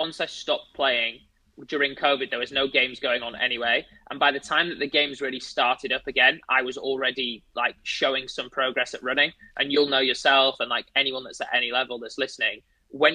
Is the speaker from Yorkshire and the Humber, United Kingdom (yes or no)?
yes; Leeds, Yorkshire and the Humber, United Kingdom; I'm originally from Leeds, like Leeds United